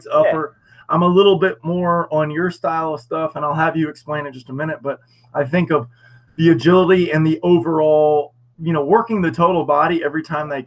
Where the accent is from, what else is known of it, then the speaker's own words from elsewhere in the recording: United States; us being American